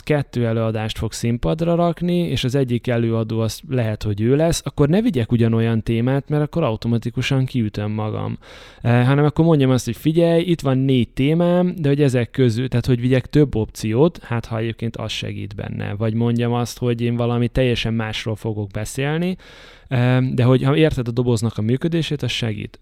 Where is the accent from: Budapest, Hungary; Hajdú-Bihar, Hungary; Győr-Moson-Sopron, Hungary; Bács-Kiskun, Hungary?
Hajdú-Bihar, Hungary; Debrecen; moved away as an adult; Debrecenben nagyon sokat hívnak vissza, ahol születtem meg, iskolába jártam, gimnázium végéig.